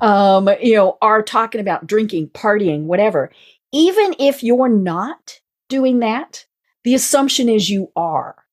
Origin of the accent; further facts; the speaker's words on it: Colorado, United States; now in Atlanta, United States; I'm I'm I'm from Colorado